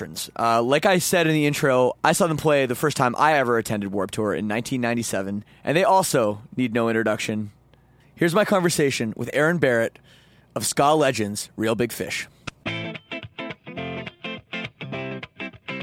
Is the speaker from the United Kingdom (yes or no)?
no; Toronto, Ontario, Canada; I'm from Toronto